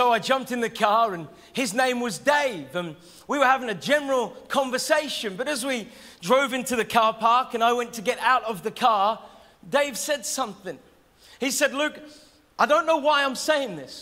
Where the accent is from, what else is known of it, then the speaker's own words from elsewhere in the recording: Norwich, East of England, United Kingdom; I'm from Norwich